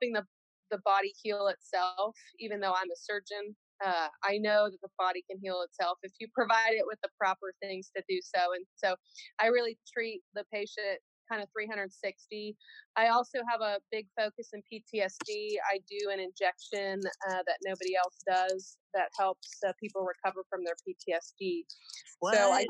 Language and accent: English; Oklahoma, United States; I'm from the Pawnee Nation. I'm Skeety Band of the Pawnee Nation. We're originally from Nebraska, Kansas area.